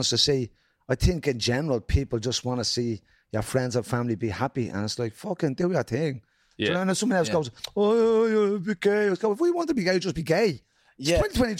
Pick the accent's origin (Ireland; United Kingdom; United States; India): Ireland; Dublin, Leinster; growing up in Jobstown in the 80s and 90s